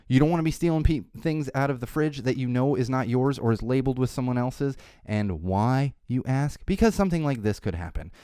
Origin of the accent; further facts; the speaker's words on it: Florida, United States; I was born in Florida